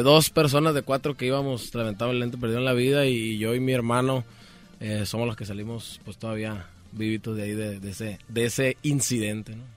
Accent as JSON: {"language": "Spanish", "region": "Sonora", "country": "Mexico", "tie": "born or raised there", "also_born_or_lived": "Culiacán, Sinaloa", "said": "Yo nací en Culiacán, Sinaloa también, pero soy criado en Sonora."}